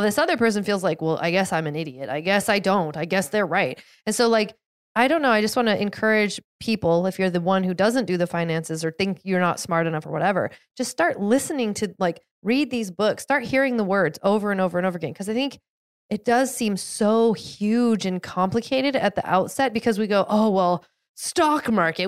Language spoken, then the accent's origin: English; outside of Seattle, Washington, United States; I grew up outside of Seattle, outside of the Seattle area